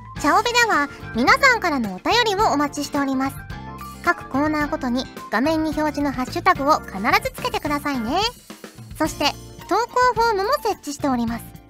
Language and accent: Japanese; Fukuoka, Japan; moved away; 小さい頃からずっと福岡に住んでてん